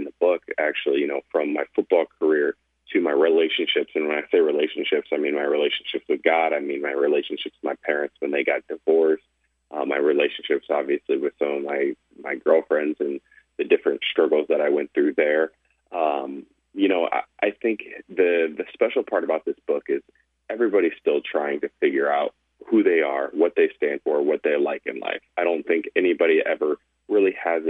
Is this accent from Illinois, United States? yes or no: yes; Peoria, Illinois, United States; now in Los Angeles, United States; I'm a kid from Illinois who somehow ended up living